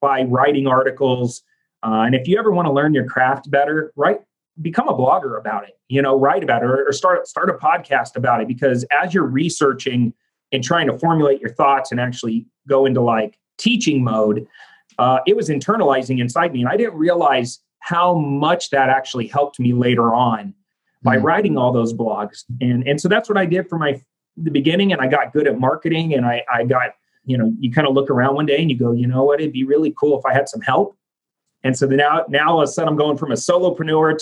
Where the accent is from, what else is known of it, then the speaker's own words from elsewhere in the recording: Phoenix, Arizona, United States; from Phoenix, Arizona